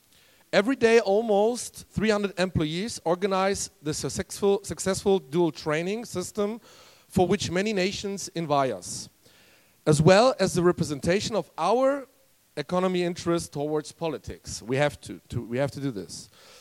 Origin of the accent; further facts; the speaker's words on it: Berlin, Germany; Berlin, my hometown.